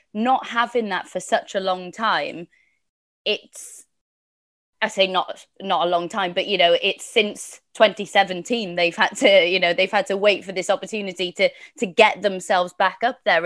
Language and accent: English; Wales, United Kingdom; as a Welsh woman